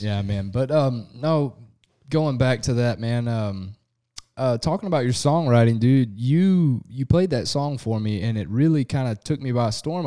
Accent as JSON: {"language": "English", "region": "Southeast Texas", "country": "United States", "said": "we're from Southeast Texas"}